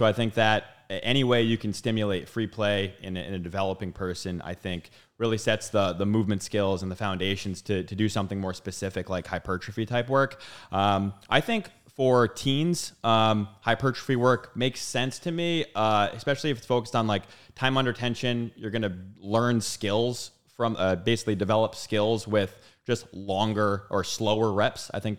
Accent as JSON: {"language": "English", "town": "Bristol", "region": "Rhode Island", "country": "United States", "tie": "born or raised there", "said": "Bristol, Rhode Island. Played youth sports."}